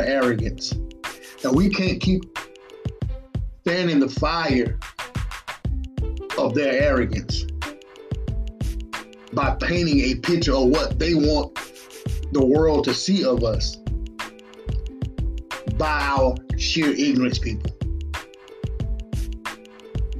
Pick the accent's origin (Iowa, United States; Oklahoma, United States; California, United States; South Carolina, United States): South Carolina, United States; Batesburg-Leesville; right here in my hometown, Batesburg and Leesville